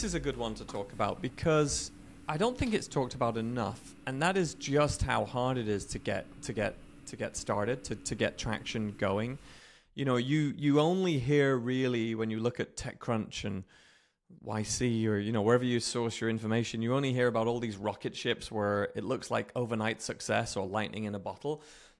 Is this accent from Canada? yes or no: no; United Kingdom; moved away as an adult; now in Redmond, United States; I'm British, if you can still hear the remnants in my accent, but live in the west coast of the US.